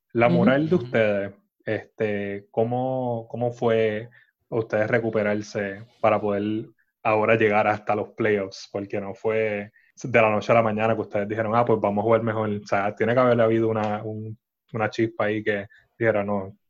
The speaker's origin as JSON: {"language": "Spanish", "town": "San Juan", "country": "Puerto Rico", "said": "somos de San Juan"}